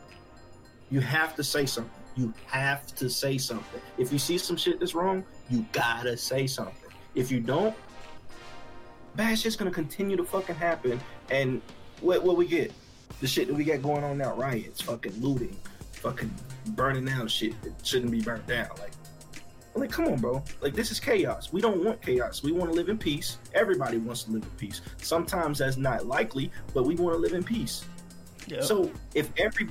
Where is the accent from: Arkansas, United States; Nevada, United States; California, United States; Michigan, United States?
Arkansas, United States; now in Texas, United States; I was in Arkansas. I grew up in Arkansas.